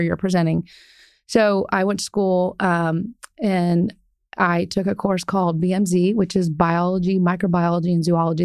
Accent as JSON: {"language": "English", "region": "Ohio", "country": "United States", "tie": "born or raised there", "moved": "as an adult", "lives_now": "Dallas, United States", "said": "I grew up in Ohio"}